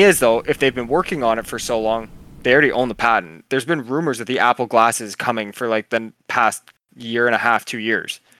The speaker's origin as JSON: {"language": "English", "country": "Canada", "said": "I'm Canadian"}